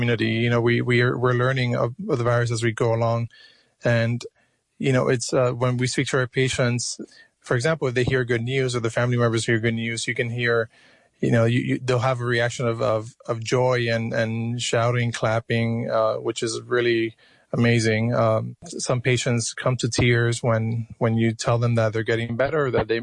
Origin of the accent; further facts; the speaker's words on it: Miami, Florida, United States; also born or lived in Cuba; now in New York, United States; I was born in Cuba. I was raised in Miami, Florida